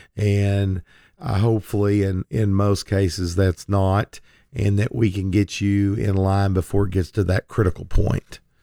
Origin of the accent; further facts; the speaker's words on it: Lindsay, Oklahoma, United States; when I was a young man growing up in Lindsay, Oklahoma